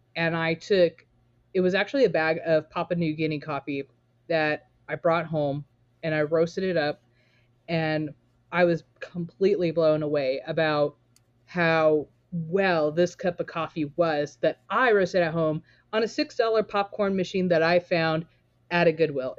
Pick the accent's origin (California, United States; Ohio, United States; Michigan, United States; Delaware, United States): California, United States; Torrance; now in Portland, United States; I was born and raised in Torrance, California